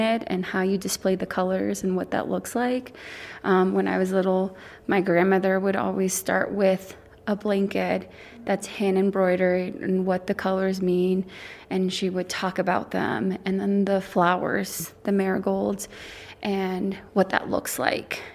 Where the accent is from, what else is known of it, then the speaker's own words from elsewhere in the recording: Southern California, United States; now in Telluride, United States; I was born and raised in Southern California, um, with roots on both sides of my family in Mexico